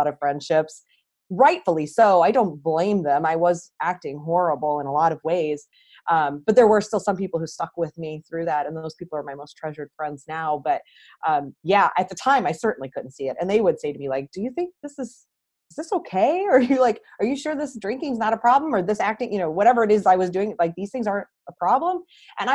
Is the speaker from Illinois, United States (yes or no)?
no; St. Louis, Missouri, United States; moved away as an adult; back to where I grew up here in St. Louis